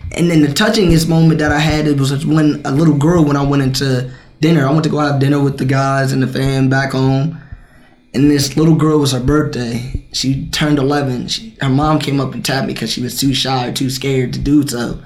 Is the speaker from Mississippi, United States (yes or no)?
no; West Carrollton, Ohio, United States; I come from West Carrollton